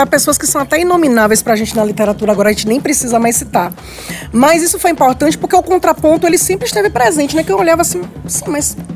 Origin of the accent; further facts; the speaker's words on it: Salvador, Bahia, Brazil; Eu cresci enquanto uma criança negra. Eu não morava aqui na Liberdade, eu sou do Cabula 6, sou menina de condomínio